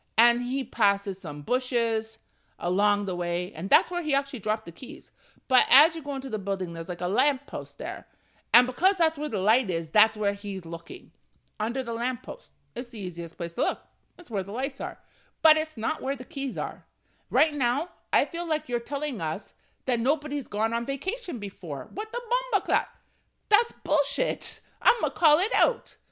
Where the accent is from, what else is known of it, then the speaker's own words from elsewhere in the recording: Ontario, Canada; I was born and raised in Canada, in Ontario